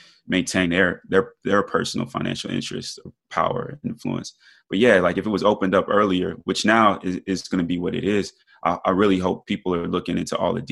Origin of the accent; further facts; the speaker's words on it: New York, United States; growing up in New York, we always talk about supreme mathematics.